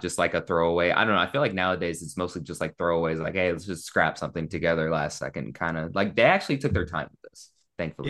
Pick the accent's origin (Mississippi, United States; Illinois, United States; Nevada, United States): Nevada, United States; Las Vegas; growing up in Vegas, it was always so, like, stigmatized